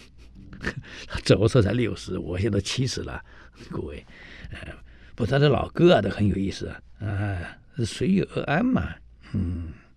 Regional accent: Taiwan; moved away; 我们台湾人喜欢泡老人茶

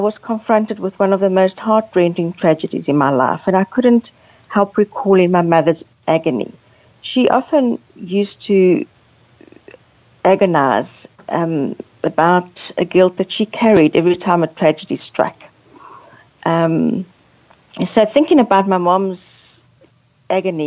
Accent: South Africa; also born or lived in Angola / Port Elizabeth, South Africa; I was born in Angola, which is on the west coast of Africa, but I was raised in South Africa

